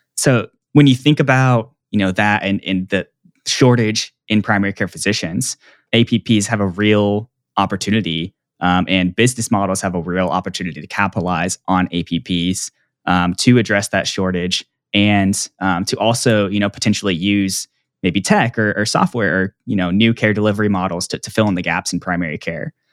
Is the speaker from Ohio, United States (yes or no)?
no; Plano, Texas, United States; I grew up in Dallas, Texas, and actually in Plano, which is a suburb north of Dallas